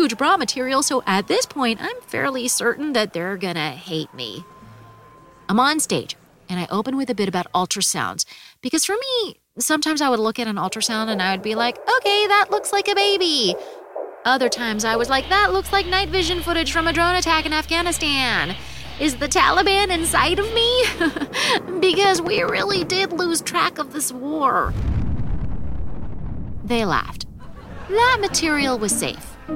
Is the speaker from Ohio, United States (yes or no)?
no; New York City, New York, United States; as a New Yorker